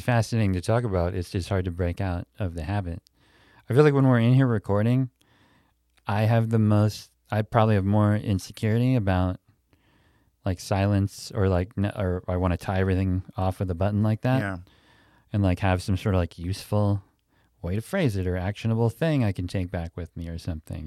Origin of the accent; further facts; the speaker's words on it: Pittsburgh, Pennsylvania, United States; moved away; I grew up in Pittsburgh when I was a little kid